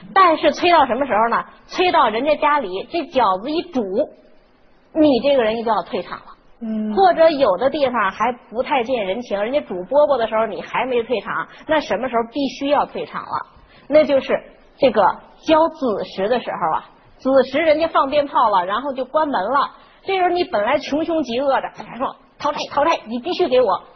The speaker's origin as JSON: {"language": "Chinese", "country": "China", "said": "我们中国人就信这个五行"}